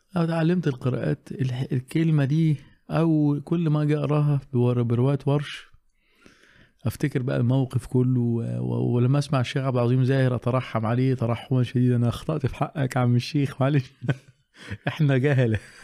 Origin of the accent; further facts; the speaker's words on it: Alexandria, Alexandria Governorate, Egypt; عندنا في اسكندريه